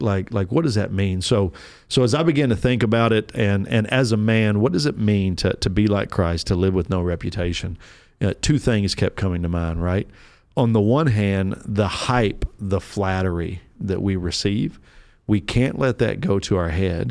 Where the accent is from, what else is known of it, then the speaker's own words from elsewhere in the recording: Kentucky, United States; moved away; I'm from Kentucky originally.